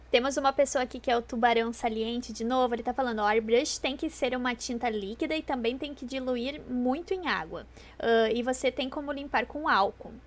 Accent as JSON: {"language": "Portuguese", "region": "Rio Grande do Sul", "country": "Brazil", "said": "eu sou do Rio Grande do Sul, né? Sou gaúcha"}